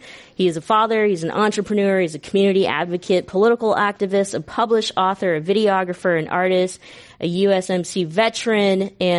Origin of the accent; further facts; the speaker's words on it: Stockton, California, United States; Stockton, California is my hometown. It is a town in which I grew up in. My parents still live there.